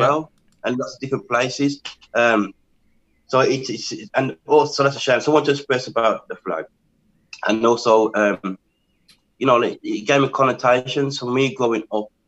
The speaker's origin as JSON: {"language": "English", "region": "England", "country": "United Kingdom", "tie": "born or raised there", "said": "I am from England, born in England."}